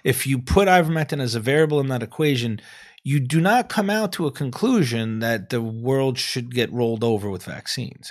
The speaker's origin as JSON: {"language": "English", "town": "New York City", "region": "New York", "country": "United States", "said": "I'm from New York. That's where I, I trained"}